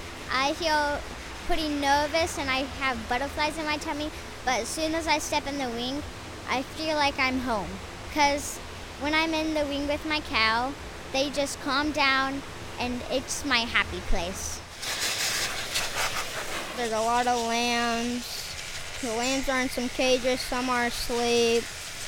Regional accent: Carbondale, Kansas, United States; I am 9.5 years old. I am from Carbondale, Kansas.

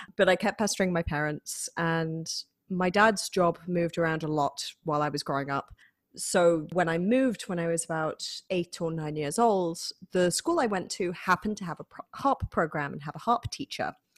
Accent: Manchester, North West England, United Kingdom; accent: northern twang; moved away as an adult; now in Rochester, United States; I am originally from Manchester in the United Kingdom, but I've been living in America for nearly eight years at this point

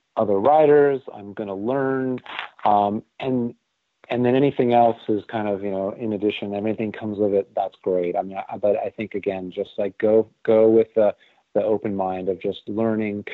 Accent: Southern California, United States; It was for a store in Southern California called Gemco

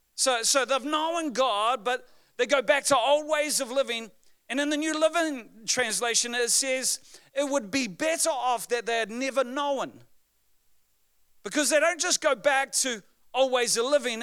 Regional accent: New Zealand; I am from New Zealand

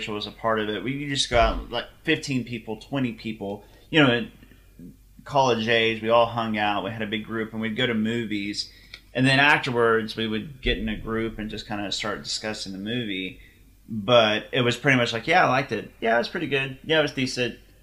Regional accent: Deer Creek, Oklahoma, United States; we grew up in Deer Creek, Oklahoma, where everybody had money except for us

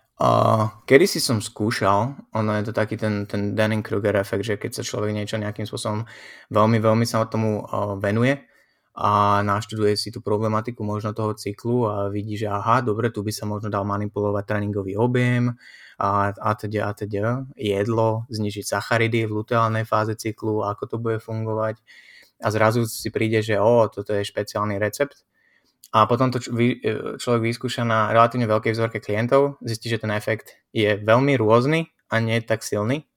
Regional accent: Slovakia; now in Brno, Czechia; Som Slovák

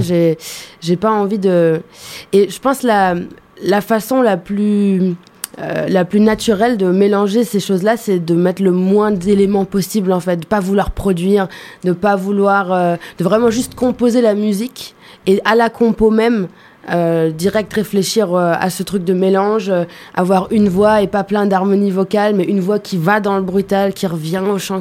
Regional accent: Germany; moved away; j'ai grandi en Allemagne

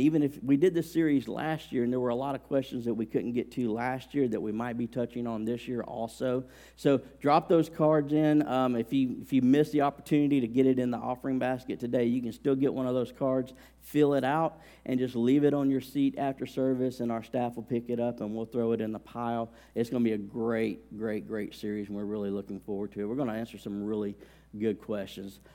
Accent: Alabama, United States; I grew up in Alabama

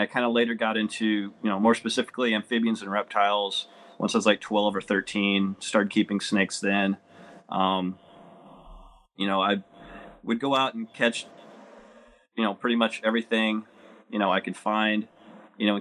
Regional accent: Southern Illinois, United States; I'm originally from Southern Illinois, and I actually, where I live now is pretty much where I grew up

